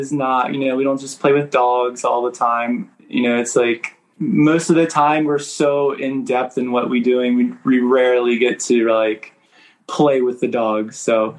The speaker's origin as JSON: {"language": "English", "region": "Maryland", "country": "United States", "tie": "born or raised there", "also_born_or_lived": "Miami / New York", "lives_now": "Kentucky, United States", "said": "Mostly my childhood, I grew up in Maryland, right outside of Baltimore. I lived in Miami and New York"}